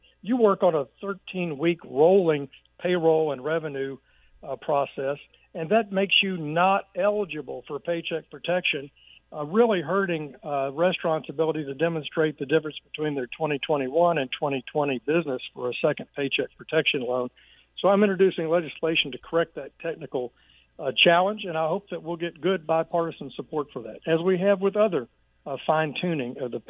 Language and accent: English; Arkansas, United States; And I've seen great success here in my home state of Arkansas.